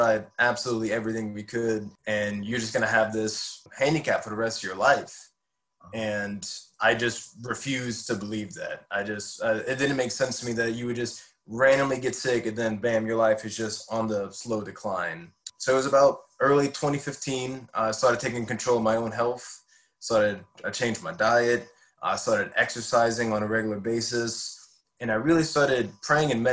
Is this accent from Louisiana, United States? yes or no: yes; Hammond, Louisiana, United States; also born or lived in Denham Springs, Louisiana; I grew up in Hammond, Louisiana, which is just about the same distance from New Orleans